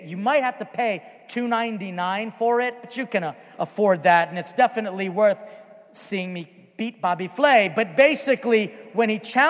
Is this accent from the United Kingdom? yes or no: no; Philippines; because we started late because, again, I am Filipino.